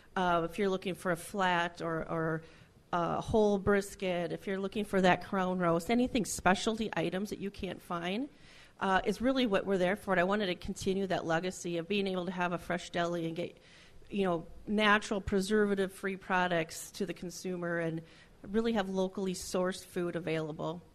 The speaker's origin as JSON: {"language": "English", "town": "Alexandria", "region": "Minnesota", "country": "United States", "tie": "born or raised there", "also_born_or_lived": "Glenwood, Minnesota / Elbow Lake, Minnesota", "said": "I grew up up by Alexandria, and so I went to school in Glenwood for a number of years."}